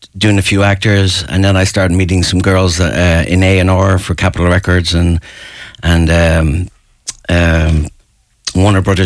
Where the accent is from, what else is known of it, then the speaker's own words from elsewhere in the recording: Ashbourne, Leinster, Ireland; moved away; I'm from Ashburn, which is another 10 miles north of Finglas